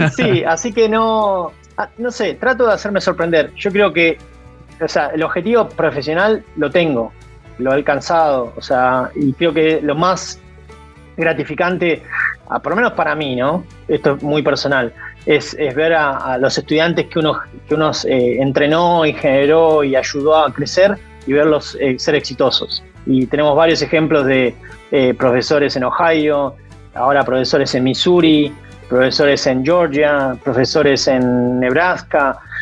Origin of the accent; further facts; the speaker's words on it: Argentina; moved away as an adult; now in Kansas, United States; como buen argentino